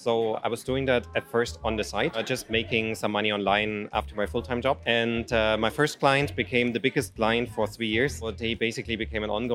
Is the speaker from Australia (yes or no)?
no; Germany; now in Ukraine; I'm originally from Germany, but I live in Ukraine most of the time.